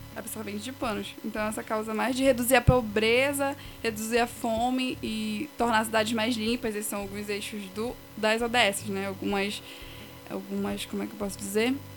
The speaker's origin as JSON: {"language": "Portuguese", "town": "Igarapé-Açu", "region": "Pará", "country": "Brazil", "tie": "born or raised there", "moved": "as an adult", "lives_now": "Castanhal, Brazil", "said": "meus pais eram de Garapé-Açu, aí fiquei morando lá a minha infância quase assim toda"}